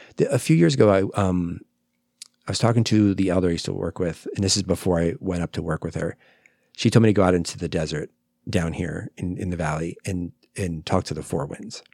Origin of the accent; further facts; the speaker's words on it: New Jersey, United States; now in Phoenix, United States; New Jersey, that's where I'm